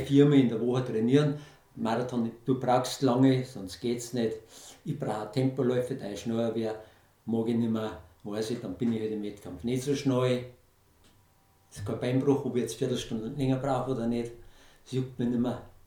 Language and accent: German; Lower Bavaria, Germany; mein Geburtsort vorbeigekommen, so dem Bauernhof